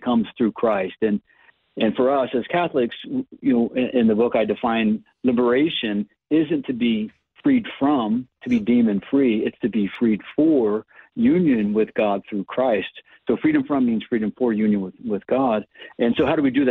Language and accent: English; Ohio, United States; moved away; I'm from Ohio originally